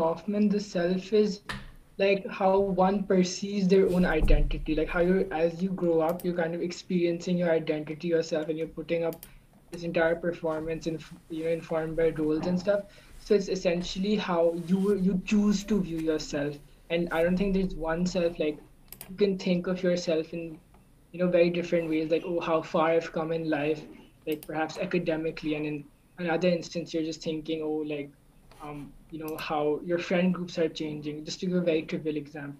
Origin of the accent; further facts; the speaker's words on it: Karachi, Sindh, Pakistan; I'm also from Karachi.